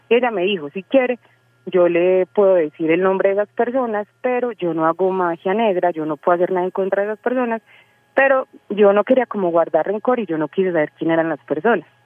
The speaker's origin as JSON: {"language": "Spanish", "town": "Medellín", "region": "Antioquia", "country": "Colombia", "said": "soy de Medellín."}